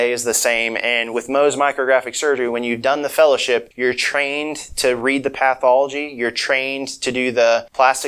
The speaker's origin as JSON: {"language": "English", "region": "Kansas", "country": "United States", "tie": "born or raised there", "moved": "as an adult", "lives_now": "Jonesboro, United States", "said": "I'm originally from Kansas, and, you know, I've kind of been all over for the training. And, you know, I grew up in a small rural community."}